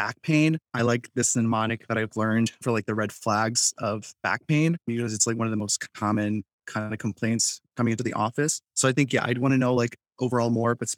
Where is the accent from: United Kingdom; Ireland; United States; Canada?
United States; McHenry, Illinois; I'm from McHenry, Illinois